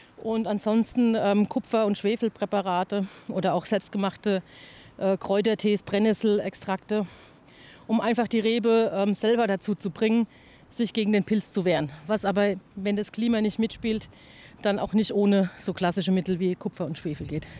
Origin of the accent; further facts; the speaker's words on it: Klingenberg am Main, Bavaria, Germany; bei uns in Klingenberg